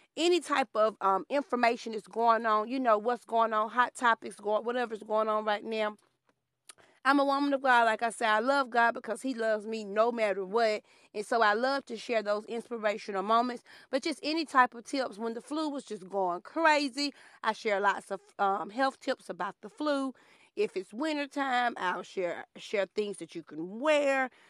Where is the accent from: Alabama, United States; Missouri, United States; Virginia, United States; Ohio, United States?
Alabama, United States; growing up in Alabama